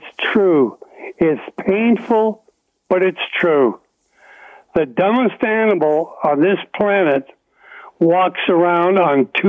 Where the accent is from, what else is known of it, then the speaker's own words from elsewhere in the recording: Oshawa, Ontario, Canada; now in Bowmanville, Canada; I'm 87 years old, born and raised in Oshawa